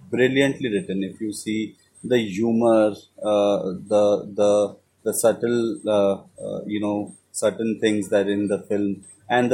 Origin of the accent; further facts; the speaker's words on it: Kolkata, West Bengal, India; I am from Calcutta and I have, you know, studied Bengali till certain standard